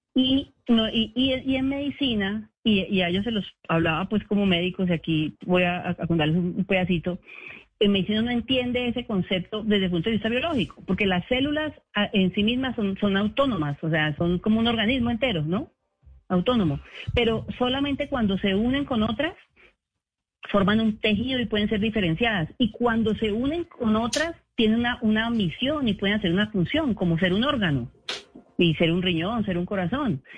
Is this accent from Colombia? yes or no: yes; Colombia; como colombianos